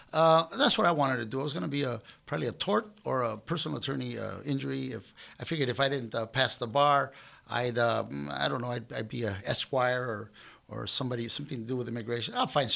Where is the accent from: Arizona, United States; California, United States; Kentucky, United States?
California, United States; Compton; I grew up in Los Angeles, but it couldn't have been far more removed from show business. I mean, I grew up in Compton.